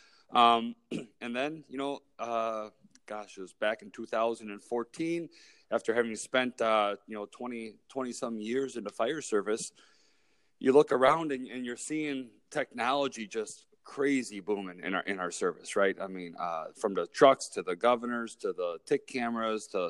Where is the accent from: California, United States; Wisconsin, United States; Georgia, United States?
Wisconsin, United States; Milwaukee; also born or lived in Kenosha, Wisconsin / Eau Claire, Wisconsin; I was born and raised here in Milwaukee, Wisconsin